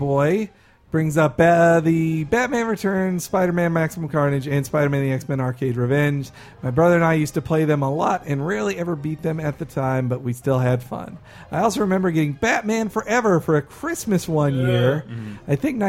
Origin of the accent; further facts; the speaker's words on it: the South, United States; which I think, as a Southerner...